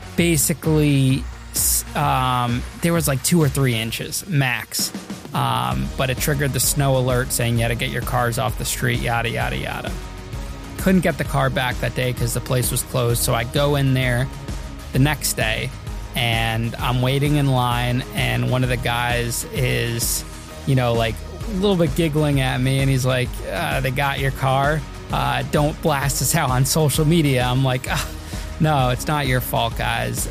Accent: Danbury, Connecticut, United States; my hometown, Danbury, Connecticut

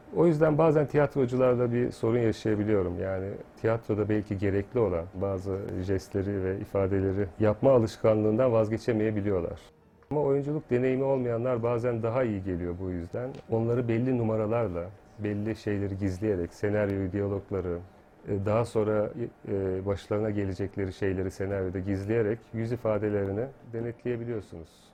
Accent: Yenice, Çanakkale, Turkey; moved away; Ben 2 yaşındayken, ablam da 6 yaşındaydı. Yenice'ye taşındık.

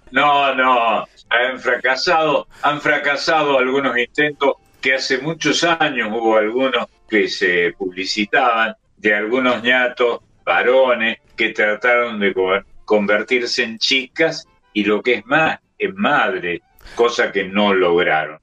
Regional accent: Córdoba, Argentina; un barrio tradicional de, de Córdoba, casi tan importante como el barrio San Vicente, donde yo nací

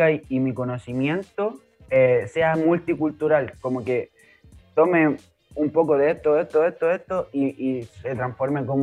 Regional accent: Chile; yo soy negro y soy chileno y no existe otra persona como yo aquí en Chile que sea representante de la música.

